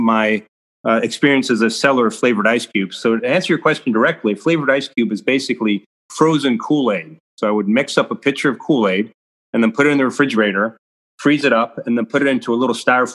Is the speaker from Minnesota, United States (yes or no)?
no; Pittsburgh, Pennsylvania, United States; So I grew up in Pittsburgh, where there's a lot of snow in the winter